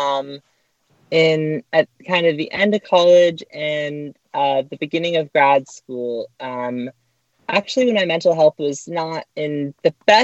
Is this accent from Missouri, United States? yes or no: no; Orange County, California, United States; I grew up in Orange County